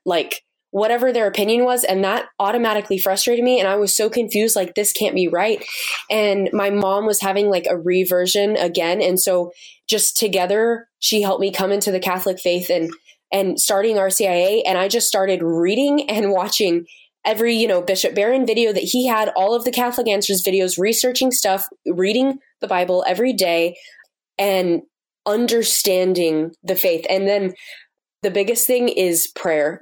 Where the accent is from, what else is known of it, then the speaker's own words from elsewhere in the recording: United States; moved away as an adult; now in Uganda; being an American over there